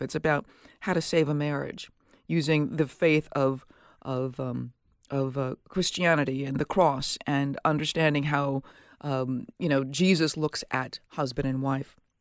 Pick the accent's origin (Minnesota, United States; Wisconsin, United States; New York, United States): Minnesota, United States; Minneapolis; from my hometown. I'm from Minneapolis